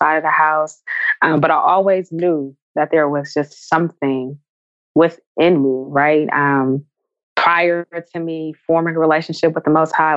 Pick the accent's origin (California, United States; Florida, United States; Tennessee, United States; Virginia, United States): California, United States; San Francisco; I grew up in San Francisco.